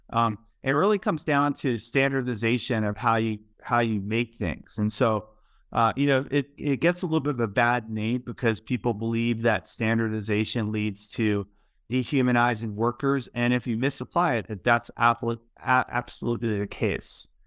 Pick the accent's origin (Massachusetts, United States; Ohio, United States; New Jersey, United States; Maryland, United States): Maryland, United States; Baltimore; I, I grew up in Baltimore, and you know I lived there for a long time